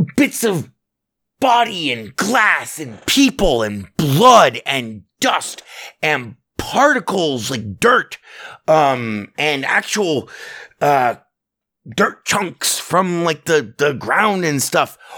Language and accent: English; Southern Nevada, United States; I was born in Southern Nevada.